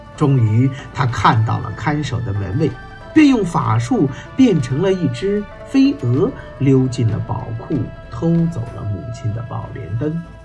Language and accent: Chinese; China; 我们中国人都称自己是炎黄子孙